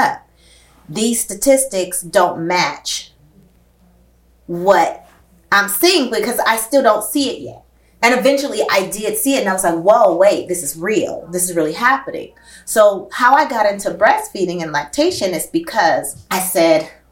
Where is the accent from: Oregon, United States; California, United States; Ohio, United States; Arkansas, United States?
California, United States; Oakland; the neighborhood I grew up in West Oakland